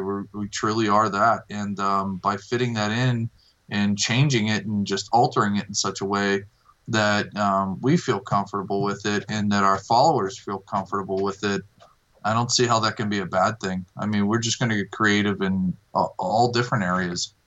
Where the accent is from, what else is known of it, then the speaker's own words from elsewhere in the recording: Millvale, Pennsylvania, United States; I'm originally from Millvale, and um, I'll always have a tap room there